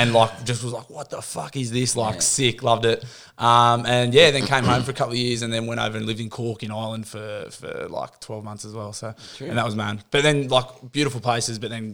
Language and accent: English; Mount Hutton, New South Wales, Australia; also born or lived in Warners Bay; Since I grew up in Mount Hutton. So it was sort of Warners Bay and then Mount Hutton when I was younger